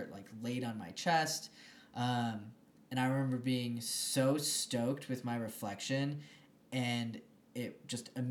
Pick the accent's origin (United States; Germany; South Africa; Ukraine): United States; Michigan; moved away as an adult; now in Denver, United States; I grew up in Michigan